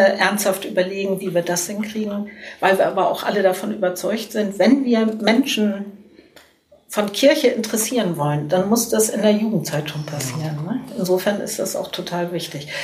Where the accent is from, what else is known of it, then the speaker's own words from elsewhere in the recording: Cologne, North Rhine-Westphalia, Germany; ich bin natürlich stolz als Kölnerin